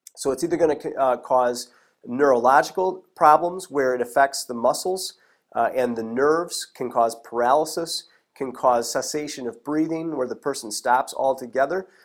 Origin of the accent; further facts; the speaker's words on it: Michigan, United States; I'm from Michigan. We have only one type of rattlesnake here in Michigan